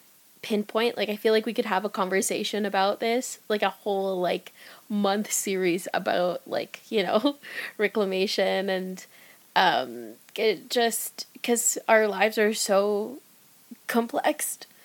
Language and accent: English; Philippines; as time passed by and I became more comfortable as a Filipina artist